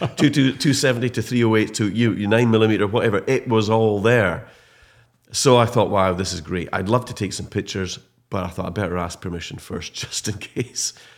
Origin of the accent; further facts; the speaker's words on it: Scottish Highlands, Scotland, United Kingdom; a proud Highlander and a Scot